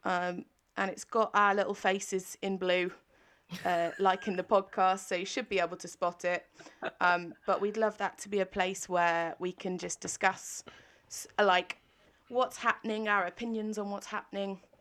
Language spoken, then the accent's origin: English; England, United Kingdom; as an English person